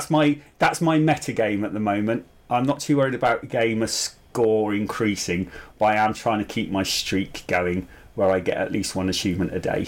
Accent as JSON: {"language": "English", "country": "United Kingdom", "said": "I'm typically British"}